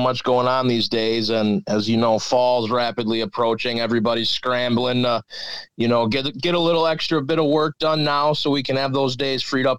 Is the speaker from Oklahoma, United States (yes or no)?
no; Milwaukee, Wisconsin, United States; I grew up in Milwaukee, actually.